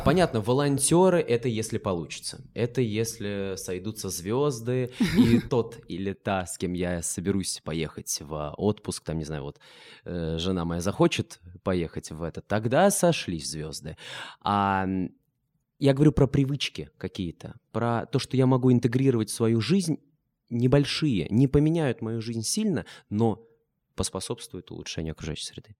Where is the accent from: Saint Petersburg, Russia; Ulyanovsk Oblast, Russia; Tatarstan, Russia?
Ulyanovsk Oblast, Russia; Ulyanovsk; Я сам из Ульяновска